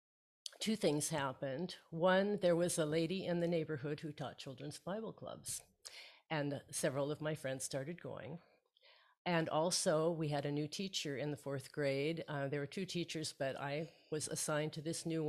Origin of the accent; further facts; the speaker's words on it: Portland, United States; I was born and raised in Portland